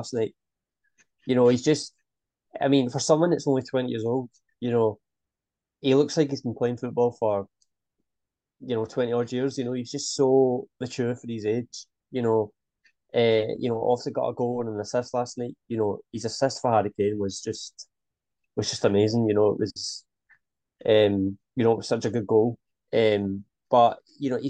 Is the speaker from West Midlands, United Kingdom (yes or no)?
no; Scotland, United Kingdom; We are both Scottish